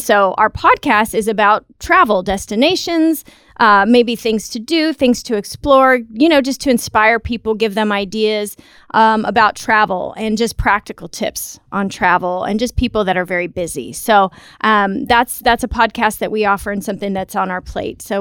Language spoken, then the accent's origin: English; United States; now in Texas, United States; And we are from the United States.